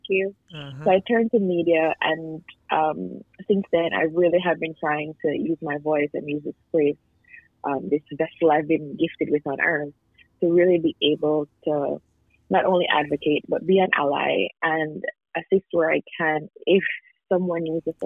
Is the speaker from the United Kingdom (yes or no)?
no; Jamaica; moved away; also born or lived in Canada; I grew up in Jamaica